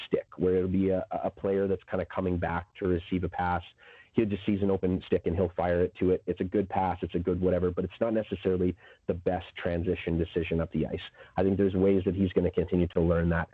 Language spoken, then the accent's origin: English; Saskatchewan, Canada; I'm from Saskatchewan